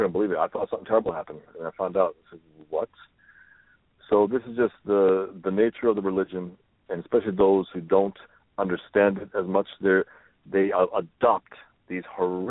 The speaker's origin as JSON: {"language": "English", "town": "New York City", "region": "New York", "country": "United States", "tie": "born or raised there", "said": "I was born and raised here in the Bronx by European Albanian Muslims."}